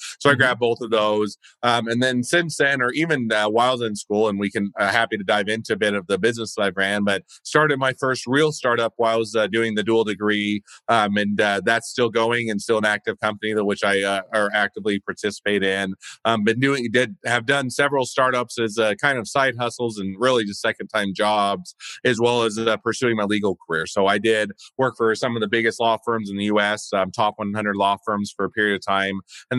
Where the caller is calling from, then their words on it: Utah, United States; So yeah, so I'm in the US in Utah, just north of Salt Lake City.